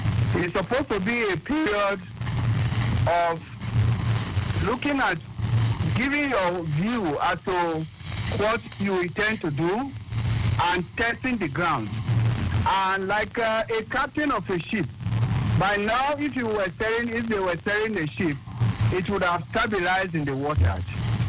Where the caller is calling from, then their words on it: Abuja, Federal Capital Territory, Nigeria; I call from Abuja.